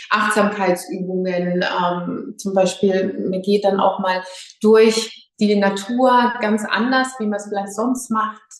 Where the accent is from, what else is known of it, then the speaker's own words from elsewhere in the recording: Schweinfurt, Bavaria, Germany; Ähm, ich komme aus Schweinfurt, also manche kennen Würzburg, also in Unterfranken